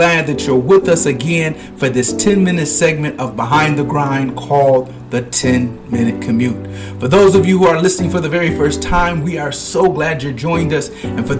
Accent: Michigan, United States; I'm from Michigan, born and raised

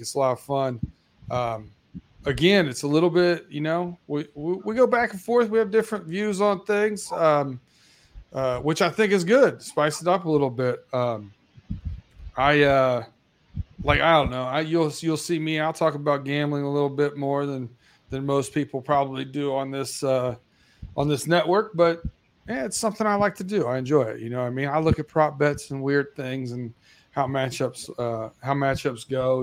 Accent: Lima, Ohio, United States; I grew up in Ohio in Lima, Ohio

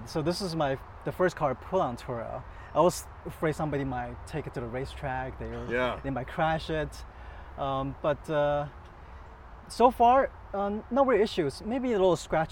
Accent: Orlando, Florida, United States; also born or lived in China; I grew up in Orlando

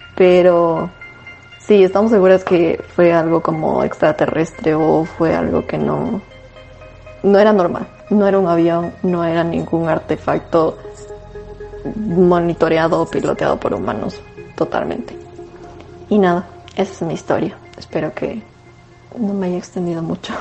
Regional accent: Tumbaco, Pichincha, Ecuador; yo crecí en Tumbaco, la casa de mis papás estaba en Tumbaco en La Morita exactamente

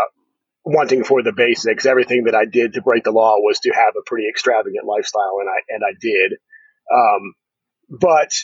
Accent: Harrisburg, Pennsylvania, United States; moved away as an adult; also born or lived in State College, Pennsylvania / Dallas, Texas; I grew up here in Pennsylvania. I finished high school here in State College, although most of my childhood was in Harrisburg

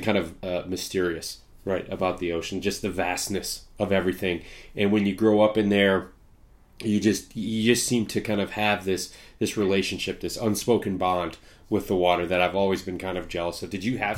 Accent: Midwest, United States; You know, I'm in the Midwest. I grew up in the Midwest.

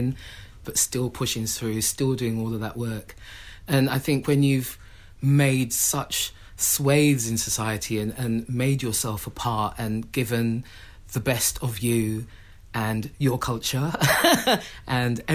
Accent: London, United Kingdom; my family were one of the first families that moved into Tottenham, with one of the first black families in Tottenham

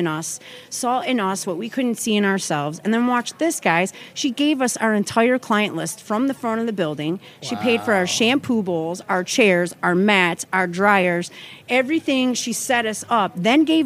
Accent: Clarkston, Michigan, United States; I'm from a suburb outside of Detroit. It's called Clarkston. It's super small. Really, really small. I grew up on dirt roads, playing outside.

